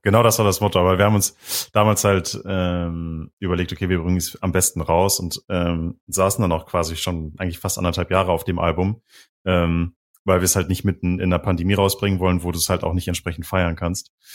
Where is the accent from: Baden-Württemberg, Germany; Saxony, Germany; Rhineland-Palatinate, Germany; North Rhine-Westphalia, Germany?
North Rhine-Westphalia, Germany; Düsseldorf; now in Bremen, Germany; Ich komme halt ursprünglich aus Düsseldorf